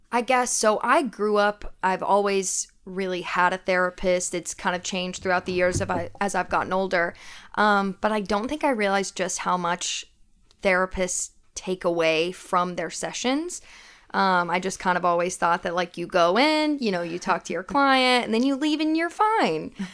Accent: Knoxville, Tennessee, United States; moved away as an adult; now in Nashville, United States; I am originally from Knoxville, Tennessee.

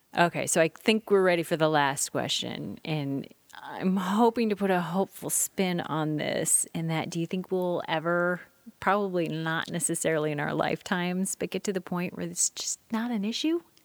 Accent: Midwest, United States; now in Oregon, United States; I grew up in the Midwest

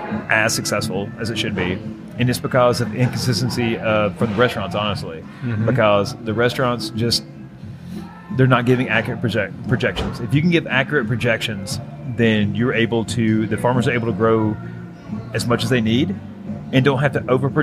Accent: Virginia, United States; I come from Southwest Virginia. Not West Virginia, but Southern Western Virginia. In a little county called Lee County. It's actually the poorest county in Virginia. I come from tobacco farmers and coal miners.

